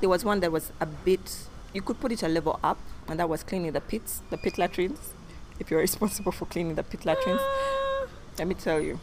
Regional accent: Uganda; our childhood growing up in Uganda

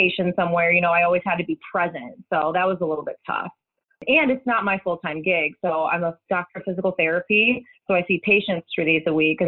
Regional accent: Chicago, Illinois, United States; moved away as an adult; now in Indianapolis, United States; I'm originally from Chicago suburbs, but I've been living in Indianapolis for about the last 10, 11 years.

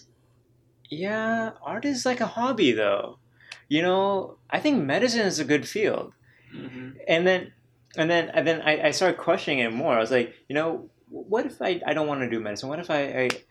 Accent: Danville, Illinois, United States; also born or lived in Iowa; I moved to Illinois, specifically Danville, Illinois, from Iowa when I was in fifth grade.

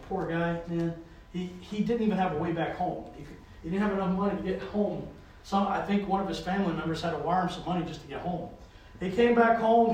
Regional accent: the South, United States; now in New England, United States; I grew up in the South

